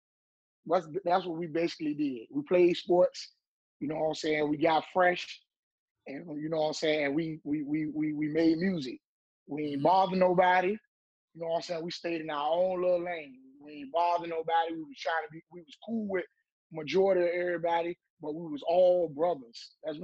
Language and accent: English; Portsmouth, Virginia, United States; also born or lived in Suffolk, Virginia; I've been staying in Portsmouth all my life. I was born in Suffolk, though. I went to school up until the third grade in Suffolk, but I always stayed out Portsmouth, out Charleston, Cavalry Mountain, Charleston.